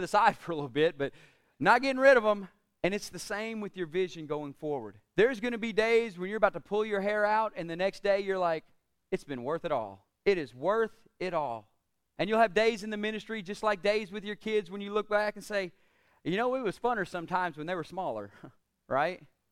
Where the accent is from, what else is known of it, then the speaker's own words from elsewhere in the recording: United States; We in the United States